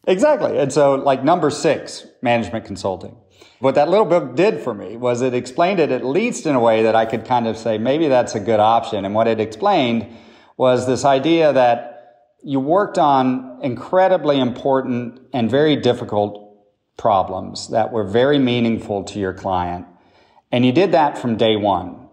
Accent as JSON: {"language": "English", "region": "Oklahoma", "country": "United States", "tie": "born or raised there", "also_born_or_lived": "Boston", "moved": "as an adult", "said": "I grew up in Oklahoma"}